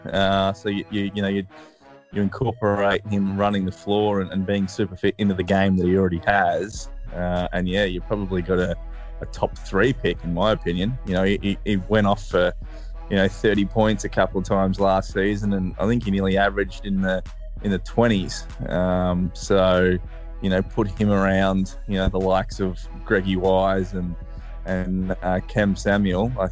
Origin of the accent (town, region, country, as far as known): Melbourne, Victoria, Australia